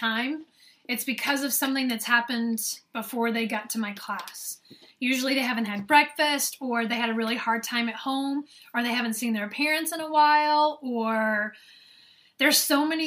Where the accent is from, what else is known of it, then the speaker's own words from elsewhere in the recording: the South, United States; accent: Southern; now in northern United States; when I was growing up in the South